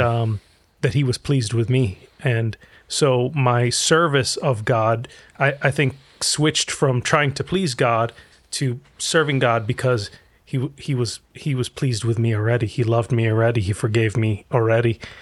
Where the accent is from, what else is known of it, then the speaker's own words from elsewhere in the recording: Egypt; now in United States; I'm originally from Egypt, and I grew up in a Muslim family